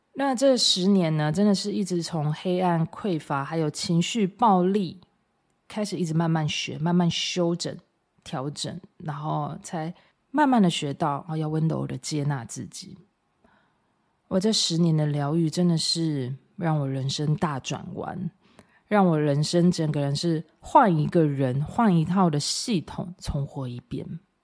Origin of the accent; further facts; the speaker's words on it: Taiwan; 我真的都觉得我身为台湾人好骄傲